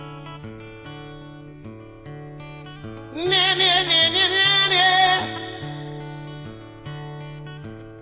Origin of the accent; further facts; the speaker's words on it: Podor, Saint-Louis, Senegal; also born or lived in France; at the north of Senegal in my hometown, Podor